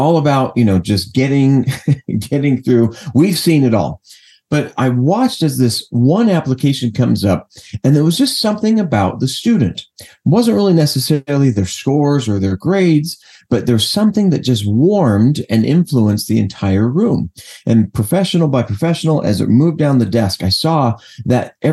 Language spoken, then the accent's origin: English; Los Angeles, California, United States; I'm from Los Angeles originally